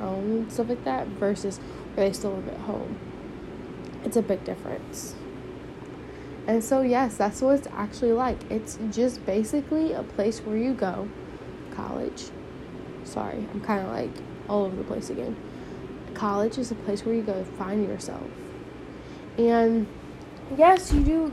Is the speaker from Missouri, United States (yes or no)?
yes; St. Louis, Missouri, United States; my hometown is, St. Louis